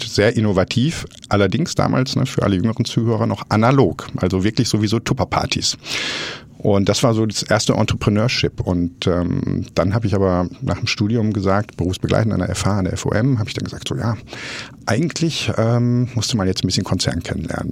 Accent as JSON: {"language": "German", "town": "Essen", "region": "North Rhine-Westphalia", "country": "Germany", "tie": "born or raised there", "said": "aufgewachsen im Ruhrgebiet, komme gebürtig aus Essen"}